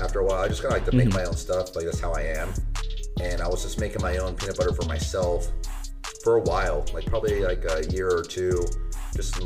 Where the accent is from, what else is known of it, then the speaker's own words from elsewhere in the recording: Ventura County, California, United States; I'm from this area, Ventura County.